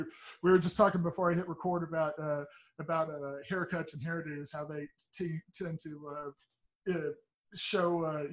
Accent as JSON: {"language": "English", "region": "Texas", "country": "United States", "said": "I'm from Texas, but I'm from the part of Texas that nobody realized still exists, and everybody in my area of Texas pretty much is it's pretty much MAGA country."}